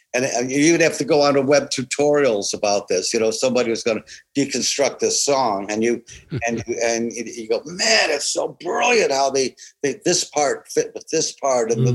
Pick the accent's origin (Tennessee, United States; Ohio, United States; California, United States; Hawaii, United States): Ohio, United States; moved away as an adult; also born or lived in Manhattan, New York; We're from Ohio. We're Midwestern.